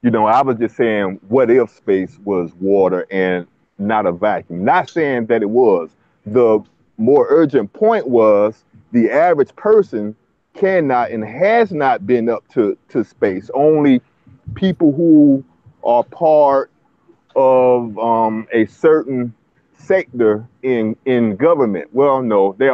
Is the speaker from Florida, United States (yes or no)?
yes; Jacksonville, Florida, United States; I'm from Florida, Duval County.